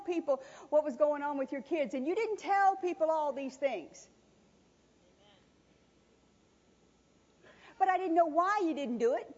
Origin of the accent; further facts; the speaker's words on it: New Orleans, Louisiana, United States; I was raised in the South. I was born in New Orleans.